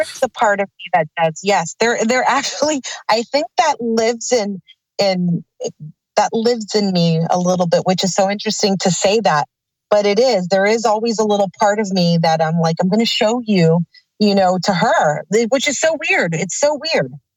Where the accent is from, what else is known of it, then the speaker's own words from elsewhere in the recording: Burbank, California, United States; I was born in Burbank, California at St. Joseph's Hospital